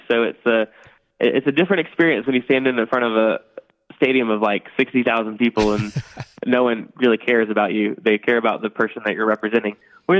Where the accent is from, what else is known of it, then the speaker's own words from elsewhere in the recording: Nashville, North Carolina, United States; I grew up in Eastern North Carolina, which is mostly rural, in a small rural town there. Nashville, North Carolina is the name of it. A little known fact, it's the first Nashville, the original Nashville.